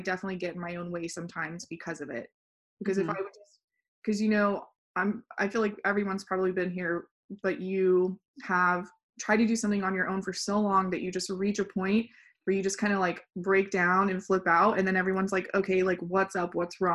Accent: West Texas, United States; moved away as an adult; now in San Antonio, United States; I grew up in West Texas oil field

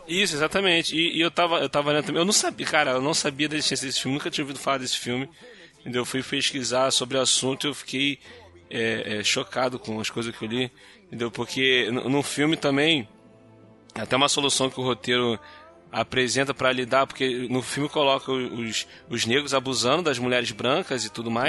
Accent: Rio de Janeiro, Brazil; Eu sou carioca

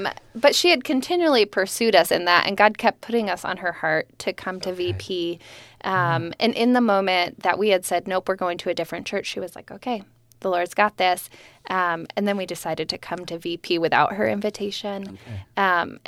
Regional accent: New Jersey, United States; I grew up in New Jersey, for those of you that don't know. So yeah. I don't sound like it, but that's okay.

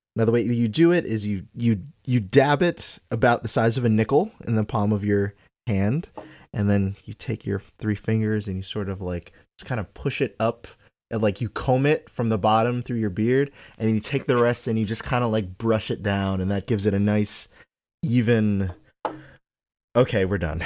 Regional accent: Trinidad & Tobago; moved away; I'm from Trinidad. We don't have football. Like, I grew up watching cricket.

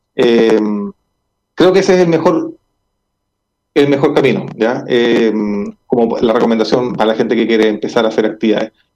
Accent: Chile; como sociedad chilena

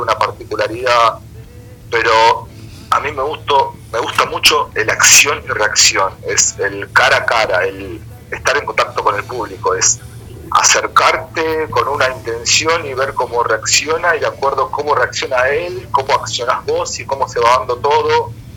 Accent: Argentina; now in Buenos Aires, Argentina; yo no soy de Buenos Aires, yo soy del interior

